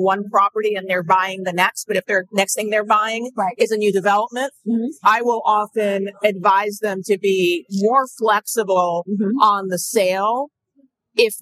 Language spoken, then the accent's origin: English; New York City, New York, United States; Born and raised in Manhattan